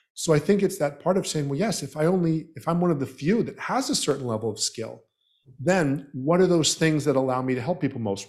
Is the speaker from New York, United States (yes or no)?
no; Southeast Florida, United States; also born or lived in Canada / Trinidad and Tobago; I was born in Canada and raised in Southeast Florida